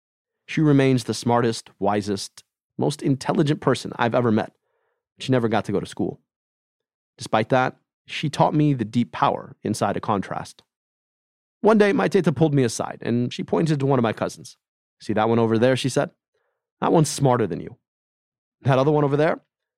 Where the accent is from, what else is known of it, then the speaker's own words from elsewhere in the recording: Michigan, United States; I'm a brown kid … growing up in the American burbs.